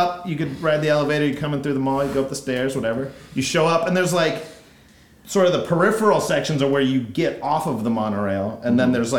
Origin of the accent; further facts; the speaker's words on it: the Bay Area, California, United States; we're from the Bay